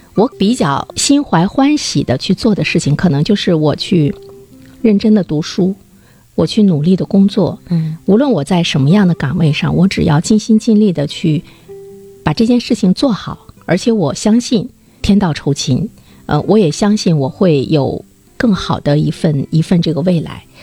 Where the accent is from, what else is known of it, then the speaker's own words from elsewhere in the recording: China; 我们中国人